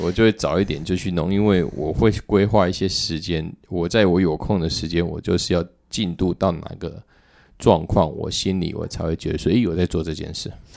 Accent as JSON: {"language": "Chinese", "region": "southern Taiwan", "country": "Taiwan", "tie": "born or raised there", "moved": "yes", "lives_now": "Taipei, Taiwan", "said": "我是南部的小孩，本来刚开始我来台北"}